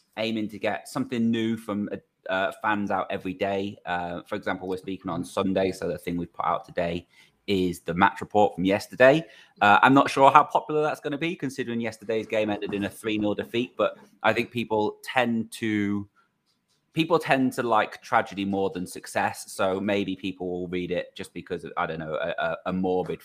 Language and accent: English; Crewe, North West England, United Kingdom; born or raised there